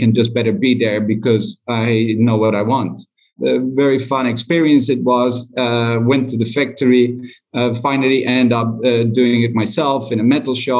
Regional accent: Netherlands; moved away as an adult; also born or lived in China; I'm from Holland

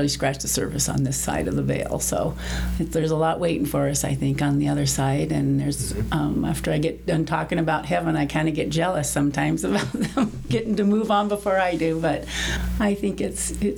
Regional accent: Southern California, United States; also born or lived in Montana; now in Mesquite, United States; I was raised in California, Southern California

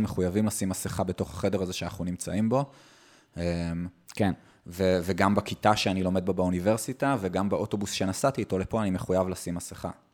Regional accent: Israel; מאז שנולדתי פה

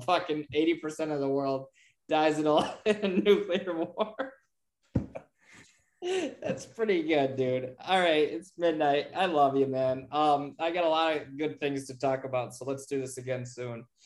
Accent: Bradford, Pennsylvania, United States; I live, I grew up in Bradford

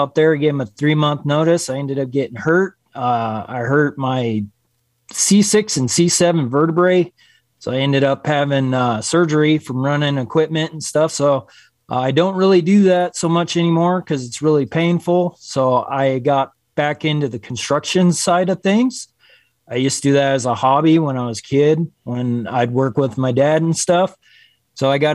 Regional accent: Wisconsin, United States; moved away as an adult; now in Gillette, United States; I'm originally from Wisconsin. I moved here to Wyoming when I was 19, almost 20 years old

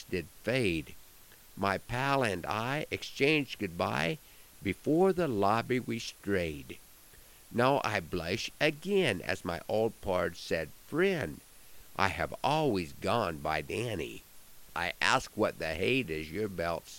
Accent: Broken Bow, Nebraska, United States; my hometown on Saturday night at the Nebraska State FFA Alumni Convention held in Broken Bow

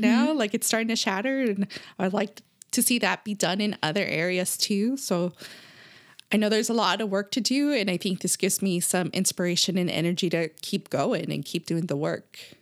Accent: California, United States; we grew up in California

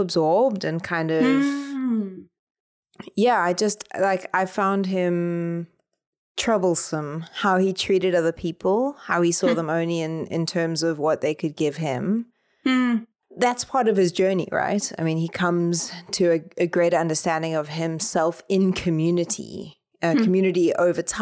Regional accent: South Africa; the way that J.M. Coetzee is on Set Works in South Africa. Like, we read Disgrace for our final year at high

